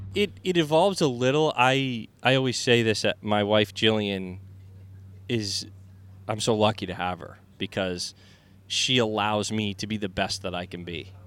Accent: Vermont, United States; moved away as an adult; also born or lived in Boston, Massachusetts / New England; now in Florida, United States; growing up in Vermont and and then later in, in Boston

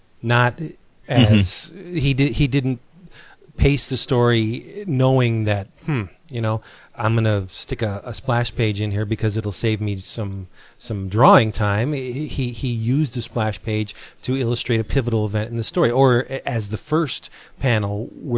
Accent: Philippines; Yeah, I'm a Filipino myself

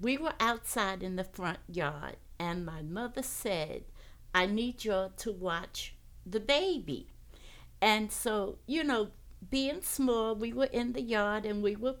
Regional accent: Hempstead, New York, United States; I remember living in Hempstead

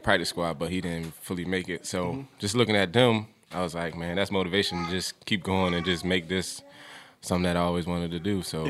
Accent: Philadelphia, Pennsylvania, United States; moved away as an adult; now in Charlotte, United States; I'm from Uptown in Philly. It's really East Philly, but everybody call it Uptown. Mm-hmm. So that's where I grew up.

